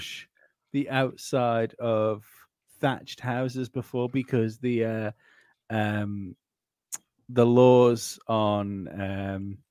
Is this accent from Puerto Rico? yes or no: no; Isle of Man; my island